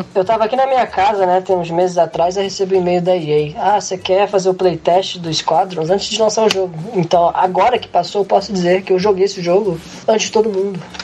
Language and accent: Portuguese; Brazil; moved away; ser brasileiro no exterior é isso aí